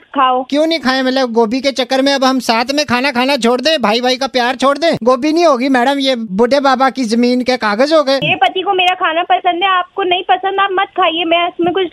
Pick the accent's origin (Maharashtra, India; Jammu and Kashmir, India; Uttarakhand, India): Jammu and Kashmir, India; Jammu; मैं ना इधर यहीं पे जम्मू का ही रहने वाला हूँ